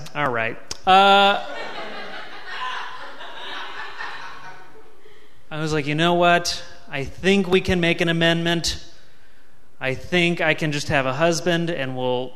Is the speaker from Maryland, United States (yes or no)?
no; Virginia Beach, Virginia, United States; I grew up in Virginia Beach.